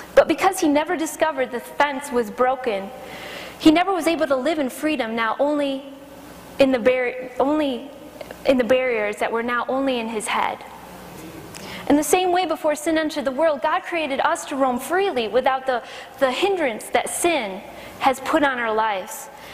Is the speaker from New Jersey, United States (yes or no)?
no; Michigan, United States; moved away; Growing up in Michigan in the country, I had some neighbors down the road